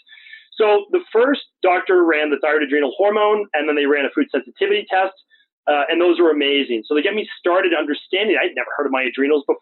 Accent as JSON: {"language": "English", "area": "right outside of Boston", "region": "Massachusetts", "country": "United States", "tie": "born or raised there", "said": "where I grew up in right outside of Boston"}